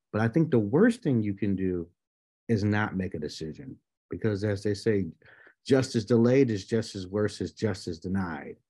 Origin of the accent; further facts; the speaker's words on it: Buffalo, New York, United States; born and raised in Buffalo, New York